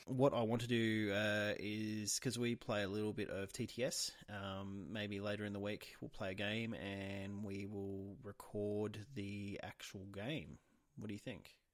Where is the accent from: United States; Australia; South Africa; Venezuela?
Australia; being an Australian